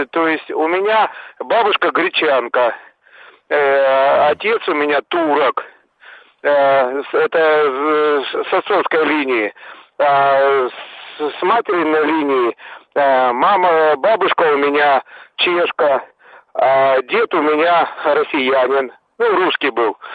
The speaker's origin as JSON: {"language": "Russian", "town": "Bakhchysarai", "region": "Crimea", "country": "Ukraine", "tie": "born or raised there", "moved": "yes", "lives_now": "Krasnoyarsk Krai, Russia", "said": "я сам уроженец э, Крыма, города Бахчисарай."}